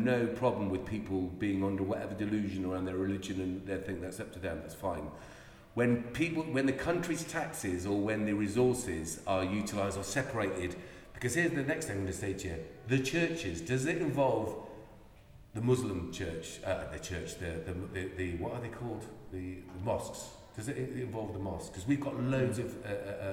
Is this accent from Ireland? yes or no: yes; Ireland; I'm Irish